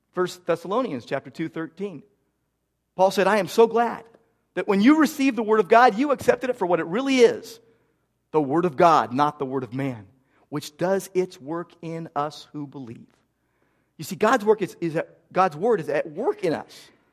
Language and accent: English; Downey, California, United States; moved away; I grew up in Downey